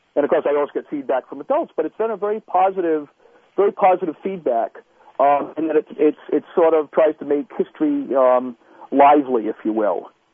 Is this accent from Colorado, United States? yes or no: no; Pawtuxet, Rhode Island, United States; I grew up in Rhode Island.